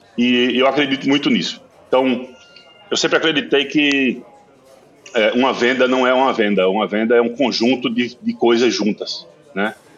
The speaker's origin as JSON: {"language": "Portuguese", "town": "São José do Belmonte", "region": "Pernambuco", "country": "Brazil", "tie": "born or raised there", "said": "eu sou do Sertão Central, Sou de São José do Belmonte. E eu costumo dizer que o sertão é um. Hoje em dia está bem é, desenvolvido, mas assim, na minha, na minha infância, sertão era."}